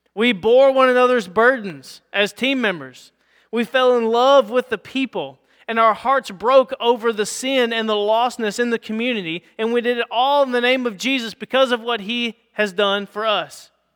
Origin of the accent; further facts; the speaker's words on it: United States; as English-speaking white Americans